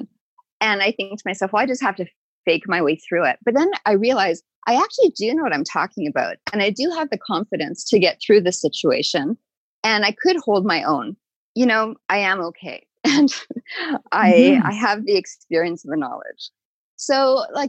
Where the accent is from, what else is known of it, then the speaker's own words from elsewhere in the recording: Winnipeg, Manitoba, Canada; I grew up in Winnipeg